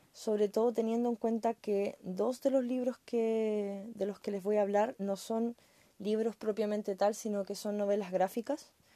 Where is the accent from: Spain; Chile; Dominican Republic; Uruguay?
Chile; como chilena